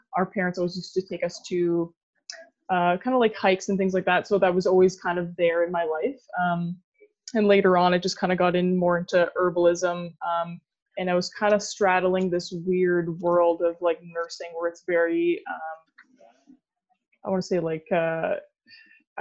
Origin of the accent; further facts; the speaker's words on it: Sudbury, Ontario, Canada; I grew up in Sudbury, Ontario. I'm still currently in Sudbury